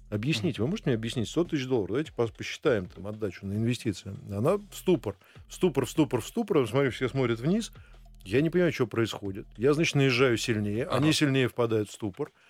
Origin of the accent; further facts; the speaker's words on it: Russia; moved away as an adult; also born or lived in Switzerland / Indonesia; когда я приехал первый раз э, работать в Швейцарию, а я был из России